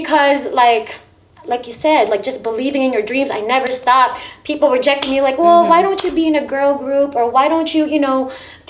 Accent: Philippines; now in United States; because I'm originally from the Philippines.

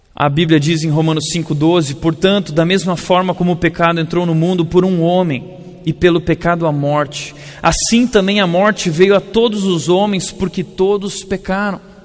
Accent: Rio Grande do Sul, Brazil; Eu sou gaúcho

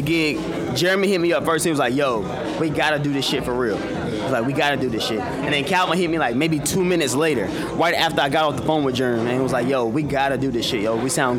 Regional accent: Charlotte, North Carolina, United States; Yo, we all from Charlotte, North Carolina.

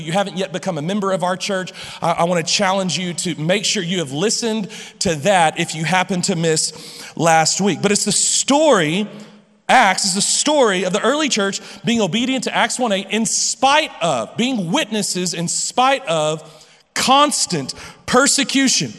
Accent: Lubbock, Texas, United States; I'm from Lubbock, I've been here all my life, and I'm not leaving

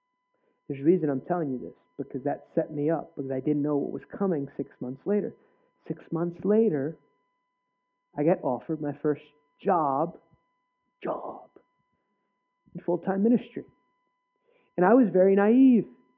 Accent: New Jersey, United States; I grew up in New Jersey

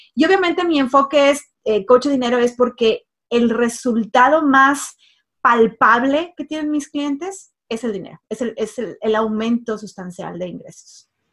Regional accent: Monterrey, Nuevo León, Mexico; now in United States; soy mexicana, nacida en el norte de México, en Monterrey, México

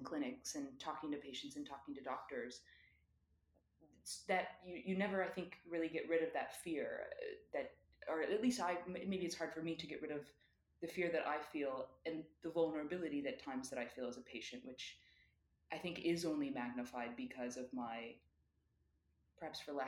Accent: United States; moved away as an adult; my identity as an American, which is one that I never really thought much about because I never lived nor really traveled outside of the United States

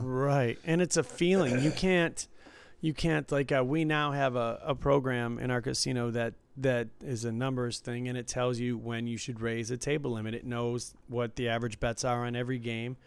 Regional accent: Detroit, Michigan, United States; growing up in Detroit and visiting there, you know, I grew up in the suburbs

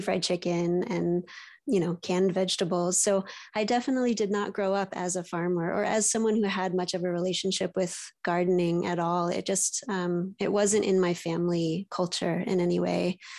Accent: East Bay, San Francisco Bay Area, California, United States; I was raised in the East Bay, so near the city, um, but outside of it in a, in the suburbs

